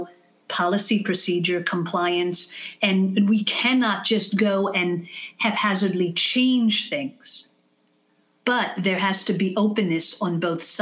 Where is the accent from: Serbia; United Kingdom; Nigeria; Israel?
Israel; first language English; moved away as an adult; now in United States; having been born here and English being my mother tongue and moving to Israel when I was 6 years old